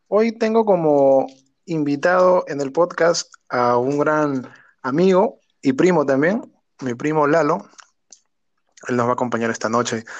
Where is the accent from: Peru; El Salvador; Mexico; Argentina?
Peru; Lima; nosotros somos del barrio de acá de San Juan del Urigancho